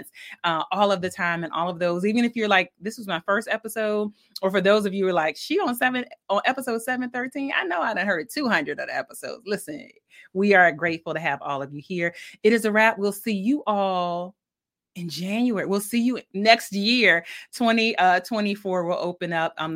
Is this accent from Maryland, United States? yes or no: no; Milledgeville, Georgia, United States; I'm from Georgia. I was born in Milledgeville, Georgia.